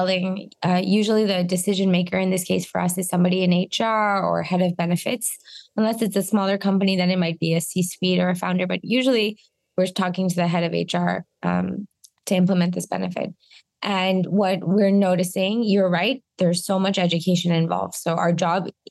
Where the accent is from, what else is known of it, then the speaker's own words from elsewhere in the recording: Canada; a Canadian who is the CEO and co-founder of an American health plan company